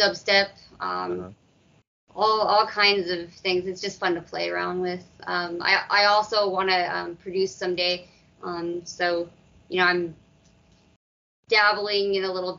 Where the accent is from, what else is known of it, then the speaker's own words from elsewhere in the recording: Dallas, Texas, United States; I'm from Dallas, Texas